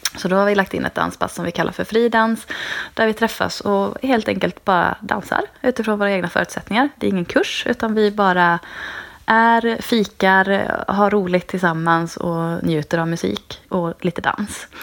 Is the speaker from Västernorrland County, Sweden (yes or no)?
no; Trollhättan, Västra Götaland, Sweden; moved away as an adult; also born or lived in Dalarna; now in Kalmar, Sweden; Jag är född i Dalarna, uppvuxen i Trollhättan